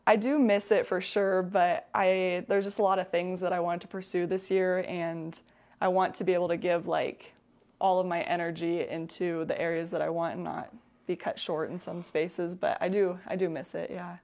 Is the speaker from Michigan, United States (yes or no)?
no; La Grande, Oregon, United States; born in La, born and raised in La Grande, um, stayed here for college